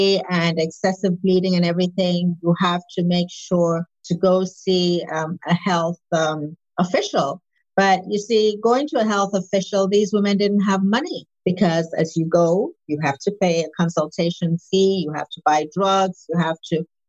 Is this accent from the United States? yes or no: no; Nigeria; I'm Nigerian, West African